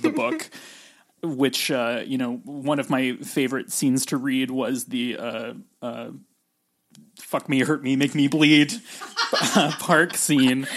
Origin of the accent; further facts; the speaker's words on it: California, United States; also born or lived in West Virginia; I'm from California